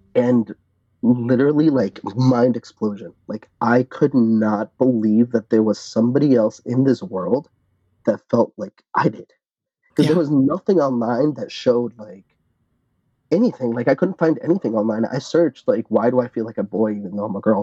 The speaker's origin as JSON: {"language": "English", "town": "Arlington", "region": "Virginia", "country": "United States", "tie": "born or raised there", "said": "I grew up in Northern Virginia, in Arlington to be more specific, very close to DC."}